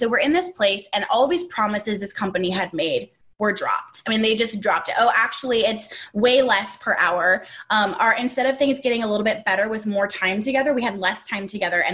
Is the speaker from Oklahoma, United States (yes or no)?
no; Southern California, United States; moved away as an adult; also born or lived in Arkansas; We are from Southern California. We were born and raised here. We live here now